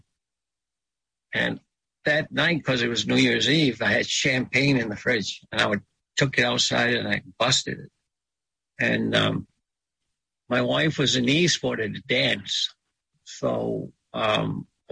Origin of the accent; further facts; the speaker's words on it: Sipayik, Pleasant Point, Down East Maine, United States; I'm from Zibayeg, Pleasant Point, in down east Maine